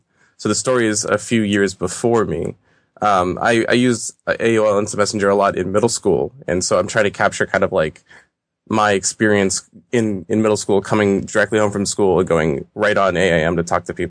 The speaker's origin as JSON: {"language": "English", "town": "Boston", "region": "Massachusetts", "country": "United States", "said": "I'm from Boston."}